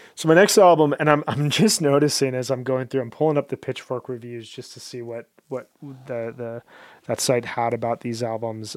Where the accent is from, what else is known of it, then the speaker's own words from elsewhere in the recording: Midwest, United States; moved away as an adult; also born or lived in South Korea; I'm from the Midwest where it gets really, really cold in the winters